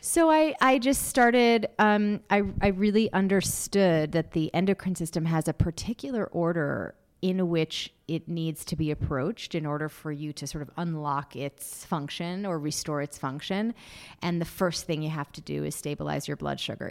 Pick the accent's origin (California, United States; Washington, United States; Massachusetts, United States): Massachusetts, United States; I grew up in Massachusetts